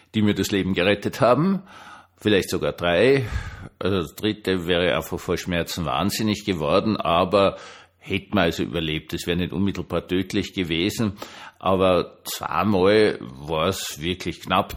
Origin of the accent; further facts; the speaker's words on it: Austria; Für mich so als Österreicher